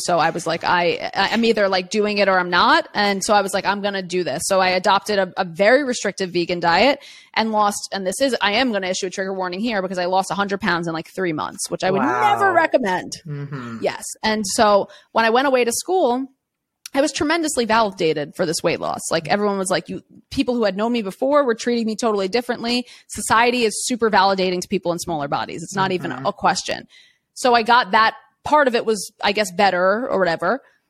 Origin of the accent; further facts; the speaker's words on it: New York City, New York, United States; I grew up in Queens, New York City, like one of the most diverse neighborhoods in the entire world.